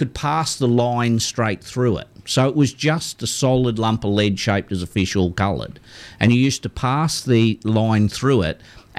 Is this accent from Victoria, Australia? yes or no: yes; Victoria, Australia; moved away; I was from Victoria when we were little